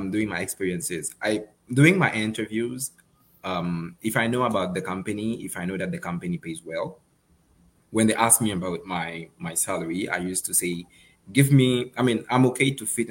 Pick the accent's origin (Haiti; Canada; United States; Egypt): Haiti; moved away; I'm from Haiti.